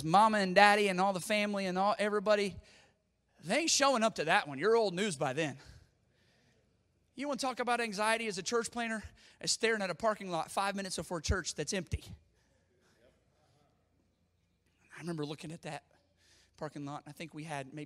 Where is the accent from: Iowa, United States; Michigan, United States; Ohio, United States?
Ohio, United States; Zanesville; born or raised there; moved away as an adult; now in Pickerington, United States